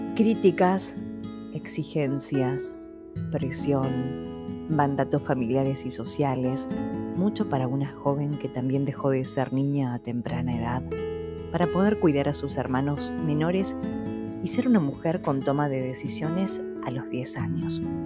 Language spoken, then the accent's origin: Spanish; San Pedro, Buenos Aires Province, Argentina; moved away as an adult; Me había ido de mi ciudad de origen, San Pedro, Buenos Aires, en búsqueda de una nueva vida